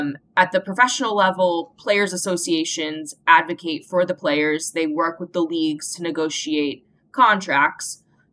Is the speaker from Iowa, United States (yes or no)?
yes; Iowa, United States; So I grew up in Iowa in the mid-90s, and I just loved being outside with my brother and all the neighborhood kids.